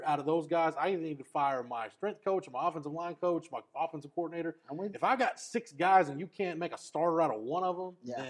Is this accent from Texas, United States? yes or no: yes; Williamson County, Texas, United States; also born or lived in Bell County, Texas; now in Hays County, Texas, United States; I grew up in Williamson County. I live in Hays County now. Spent a lot of time in Bell County.